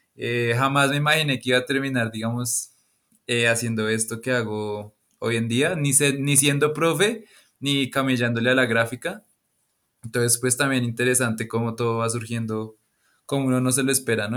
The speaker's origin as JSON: {"language": "Spanish", "region": "Bogotá", "country": "Colombia", "lives_now": "Tabio, Colombia", "said": "soy de Bogotá, Colombia"}